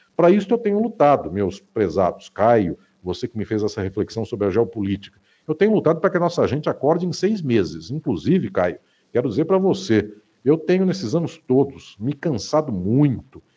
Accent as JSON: {"language": "Portuguese", "town": "Catanduva", "region": "São Paulo", "country": "Brazil", "tie": "born or raised there", "said": "na minha terra natal, a cidade onde eu nasci, que se chama Catanduva, no interior do estado de São Paulo"}